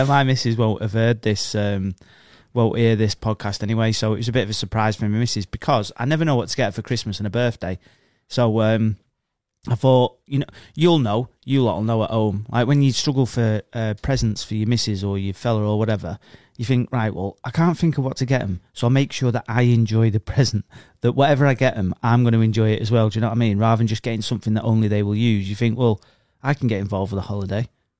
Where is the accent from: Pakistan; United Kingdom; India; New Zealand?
United Kingdom; I'm British and I'm abroad, and that's what we do, innit?